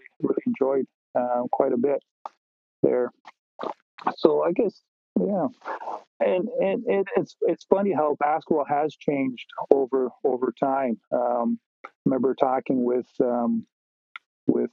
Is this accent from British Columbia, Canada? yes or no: yes; Nanaimo, British Columbia, Canada; I grew up in Nanaimo.